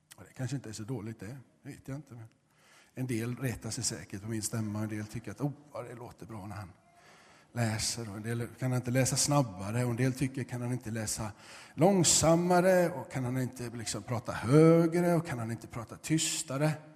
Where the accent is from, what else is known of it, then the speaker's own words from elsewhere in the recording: Gothenburg, Västra Götaland, Sweden; moved away as an adult; Jag är uppvuxen i Göteborg